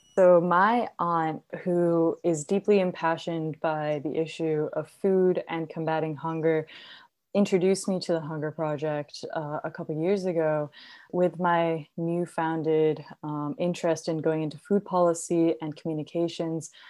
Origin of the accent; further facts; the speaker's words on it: India; now in United States; I grew up in India